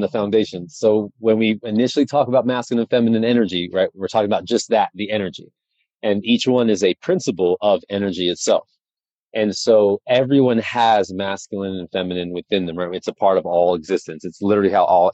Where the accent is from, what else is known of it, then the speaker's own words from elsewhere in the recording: Colorado, United States; also born or lived in New Mexico; now in South Florida, United States; I was born in New Mexico and I grew up in Colorado, so I got to see all the seasons in Colorado